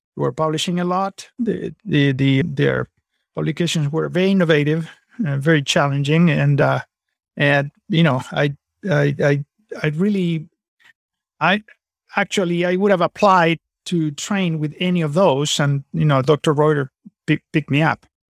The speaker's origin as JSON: {"language": "English", "country": "Argentina", "also_born_or_lived": "California / San Antonio, Texas", "moved": "as an adult", "lives_now": "Napa Valley / San Antonio, United States", "said": "I'm originally from Argentina"}